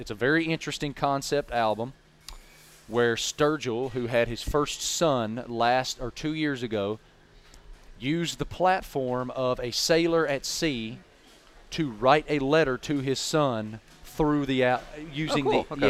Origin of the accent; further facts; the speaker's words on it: Blacksburg, Virginia, United States; I grew up in Blacksburg, Virginia. We didn't have pro teams, man. We had the Virginia Tech Hokies. I'm still a Virginia Tech Hokie fan to this day.